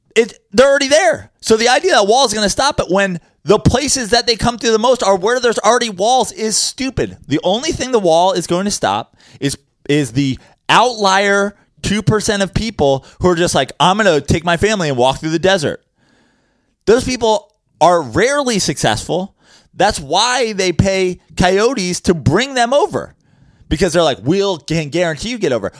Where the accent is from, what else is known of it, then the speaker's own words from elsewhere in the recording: New York City, New York, United States; As a New Yorker